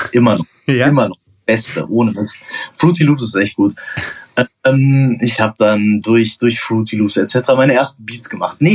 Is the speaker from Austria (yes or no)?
no; Portugal; now in Germany; Dann bin ich mit zwölf nach Portugal, habe da ein paar Jahre gelebt und weil dann du bin Portugiese bist. Weil ich halt Portugiese bin, genau. Und dann bin ich wieder nach Deutschland gekommen.